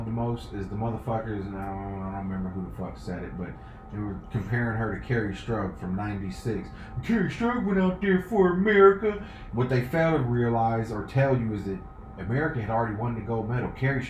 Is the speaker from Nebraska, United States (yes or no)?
yes; Nebraska, United States; also born or lived in Texas; I was born in Texas. I got vivid memories. I didn't move up here to 10, but I'm from Nebraska.